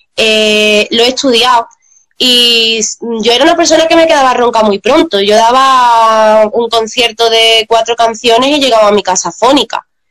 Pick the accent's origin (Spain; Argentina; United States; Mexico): Spain; Seville, Andalusia; los dos somos de Sevilla